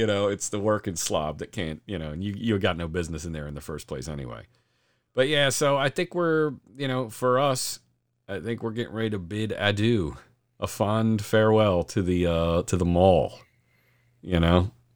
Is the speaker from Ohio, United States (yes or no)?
no; Delaware County, Pennsylvania, United States; moved away; I'm originally from Delco, so, uh, Granite Run was one of my mainstays there